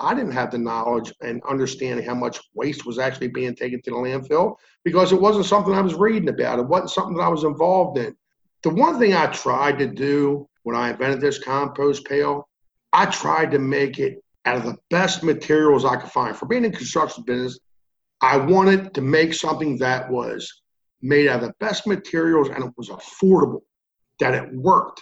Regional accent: Maryland, United States; I'm from Maryland.

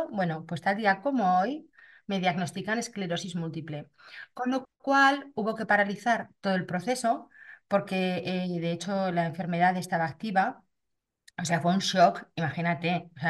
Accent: Zaragoza, Aragon, Spain; Actualmente tengo 49 años, soy de Zaragoza

